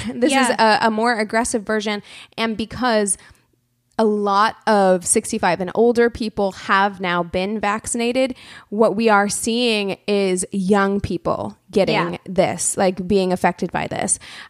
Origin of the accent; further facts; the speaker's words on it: Springfield, Missouri, United States; in my hometown of Springfield, Missouri